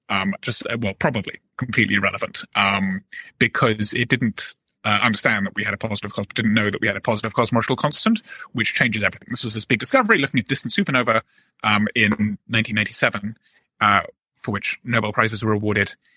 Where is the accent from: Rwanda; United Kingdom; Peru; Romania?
United Kingdom; Oxford, South East England; moved away as an adult; now in United States; I just was always a somewhat bookish boy growing up in Oxford.